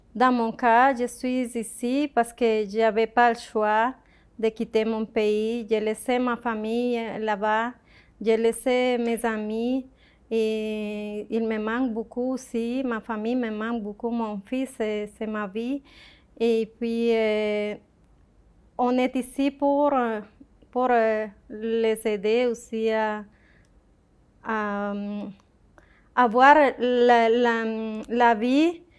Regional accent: Colombia; French is a second language; moved away as an adult; also born or lived in Ecuador; now in Victoriaville, Canada; je suis canadienne, originaire de la Colombie

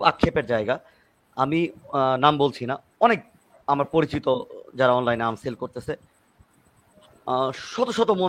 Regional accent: Rangpur Division, Bangladesh; কোন এলাকার আমের কালার কি হয় আপনাকে কেন বললাম যে আমি রংপুরের

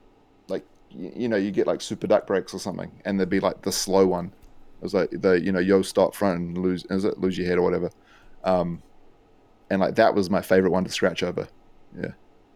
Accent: New Zealand; I think like growing up in New Zealand, you know, I think there's like this East Coast movement, right?

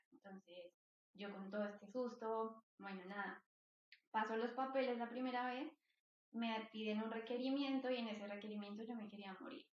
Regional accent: Bogotá, Colombia; moved away as an adult; also born or lived in Olesa de Montserrat, Spain; now in Barcelona, Spain; soy colombiana, nací en Bogotá

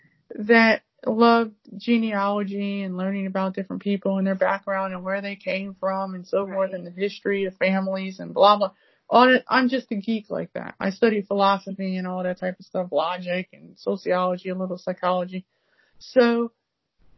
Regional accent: United States; being African American

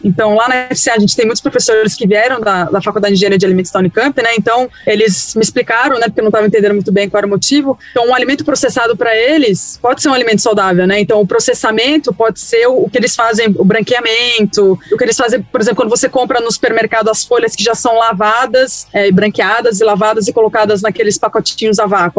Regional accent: São Paulo, Brazil; Eu sou de São Paulo, amor, eu falo bolacha

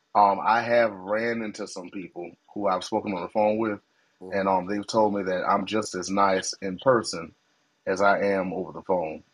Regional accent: Greensboro, North Carolina, United States; moved away; also born or lived in Greeleyville; Greensboro, North Carolina is my hometown

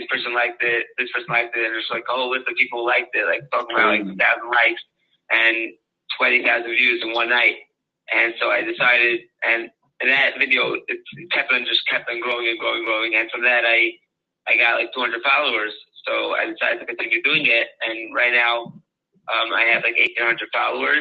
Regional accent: Lakewood, New Jersey, United States; I grew up in Lakewood

